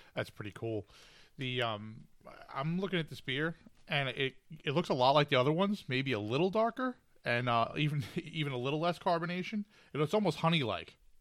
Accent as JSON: {"language": "English", "town": "Huntington", "region": "New York", "country": "United States", "tie": "born or raised there", "said": "I grew up in Huntington and spent a lot of time in Huntington Bay"}